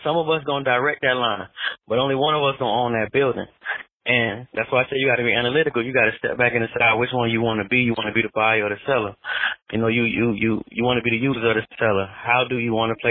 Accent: Florida, United States; I'm from Florida, so I was in the Florida school system

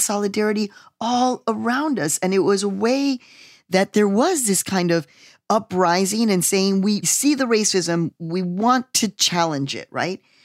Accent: Chicago, Illinois, United States; moved away; my hometown city, Chicago, Illinois.

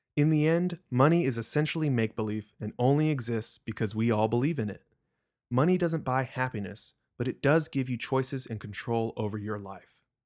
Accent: Richardson, Texas, United States; I was born and raised in Richardson, Texas, a suburb of Dallas

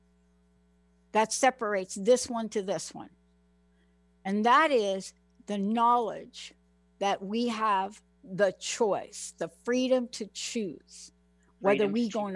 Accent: New York City, New York, United States; I'm a kid from the Bronx

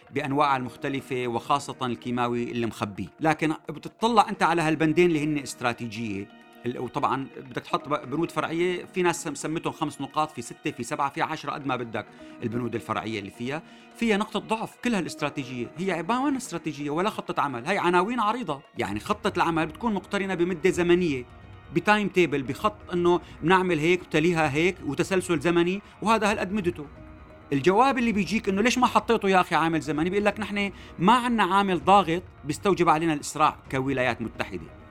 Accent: Syria; نحن كسوريين

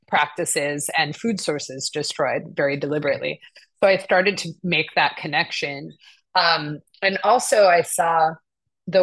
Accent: United States; also born or lived in Jerusalem / Brooklyn, New York; I was raised to be really critical of the history of colonialism and genocide here in the United States

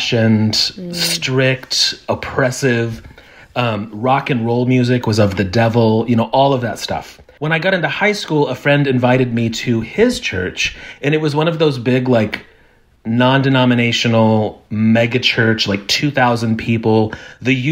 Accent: Evansville, Indiana, United States; now in Nashville, United States; I grew up in, I say it's a small town, but anyone in Evansville, Indiana will tell you that it's the fourth largest town in Indiana

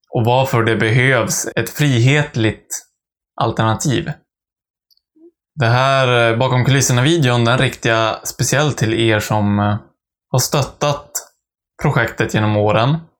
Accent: Västernorrland County, Sweden; brev från mina hemtrakter

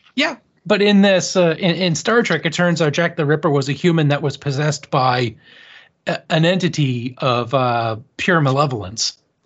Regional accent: Canada; I'm Canadian

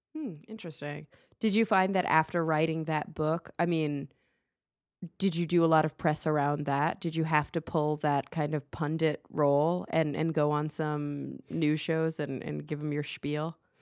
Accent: Dallas, Texas, United States; now in Los Angeles, United States; we grew up in Dallas

